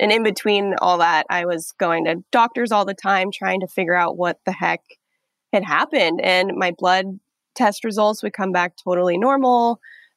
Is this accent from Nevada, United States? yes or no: yes; Nevada, United States; moved away as an adult; now in New York, United States; I'm from Nevada. I'm from the desert. So I had moved to New York in 2015